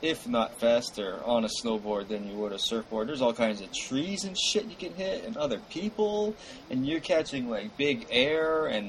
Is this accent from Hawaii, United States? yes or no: yes; Honolulu, Hawaii, United States; We're from the East Side.